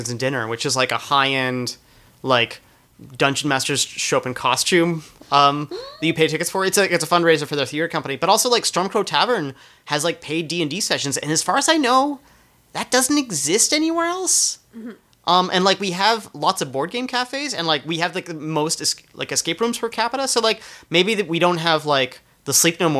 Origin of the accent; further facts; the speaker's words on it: Canada; moved away; also born or lived in United States; I'm Canadian